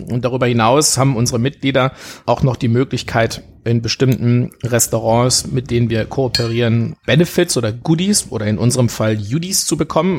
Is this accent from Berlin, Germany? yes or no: no; Sauerland, North Rhine-Westphalia, Germany; Ich bin gebürtiger Sauerländer. Ja, also ich bin im Sauerland geboren